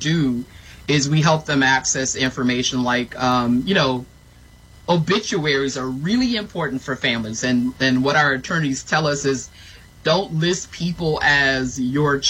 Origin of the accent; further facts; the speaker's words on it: the South, United States; I grew up in the South.